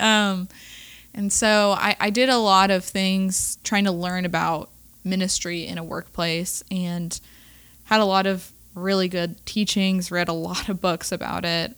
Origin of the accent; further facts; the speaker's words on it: Raleigh, North Carolina, United States; I'm originally from Raleigh, born and raised